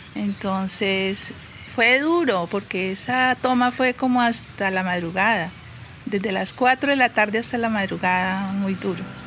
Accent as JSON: {"language": "Spanish", "town": "Algeciras", "region": "Huila", "country": "Colombia", "tie": "born or raised there", "also_born_or_lived": "Bogotá", "moved": "yes", "said": "nací acá en Algeciras y tengo 52 años."}